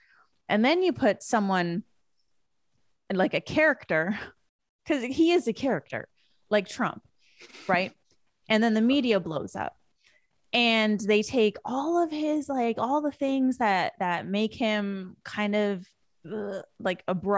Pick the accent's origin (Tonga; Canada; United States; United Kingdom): Canada; West Coast; because where I grew up in Canada was the West Coast.